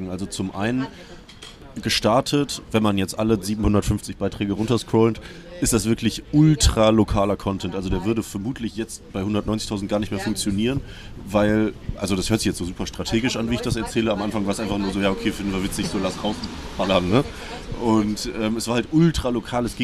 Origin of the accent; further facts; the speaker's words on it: Cologne, North Rhine-Westphalia, Germany; ich bin in Köln aufgewachsen, jetzt also seit 2004 in Köln, bis 2016 dann in Köln gewohnt und habe in Wien studiert.